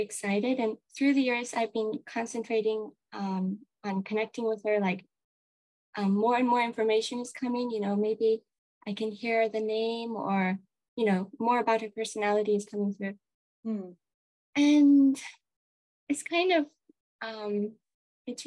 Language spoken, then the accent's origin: English; Kenya; also born or lived in America (ancestry); now in Japan; I was born in Kenya at home in my mother's bedroom